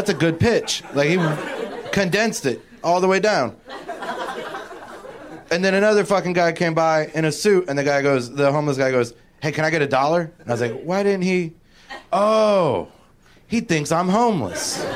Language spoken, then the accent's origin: English; Cincinnati, Ohio, United States; moved away as an adult; now in Los Angeles, United States; I just moved here like 2 months ago from Cincinnati, Ohio